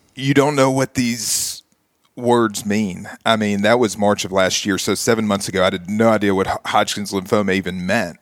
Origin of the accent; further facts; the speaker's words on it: Nashville, Tennessee, United States; grow up here in Nashville, go to Belmont, still live here within a two-mile radius